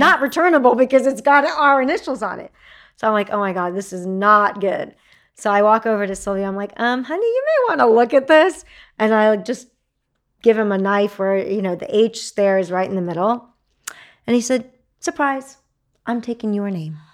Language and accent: English; Texas, United States; I'm a Texan.